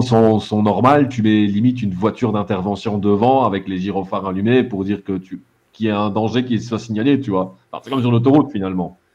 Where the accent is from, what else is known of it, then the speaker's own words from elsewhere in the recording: Belgium; en tant que Belges